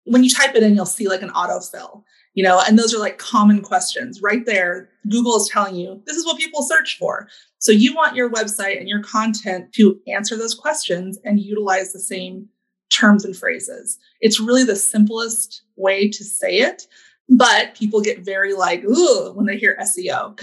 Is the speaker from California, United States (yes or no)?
no; Alaska, United States; now in Washington, United States; I grew up in Alaska